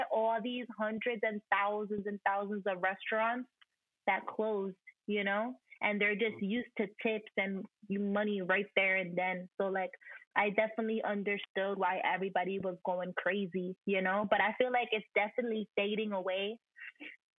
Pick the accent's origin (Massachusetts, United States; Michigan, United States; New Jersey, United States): New Jersey, United States; Perth Amboy; I'm from Perth Amboy